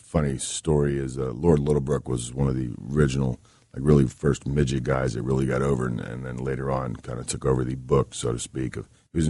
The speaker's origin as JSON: {"language": "English", "town": "Tampa", "region": "Florida", "country": "United States", "tie": "born or raised there", "also_born_or_lived": "New Jersey / Texas / California", "said": "I was born in New Jersey, and I was raised in Tampa. So I got around, and, yeah."}